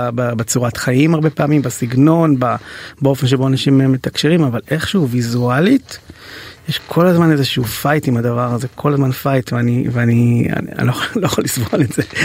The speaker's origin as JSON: {"language": "Hebrew", "town": "Ra'anana", "region": "Central District", "country": "Israel", "tie": "born or raised there", "said": "בתור ילד שגדל באייטיז ברעננה"}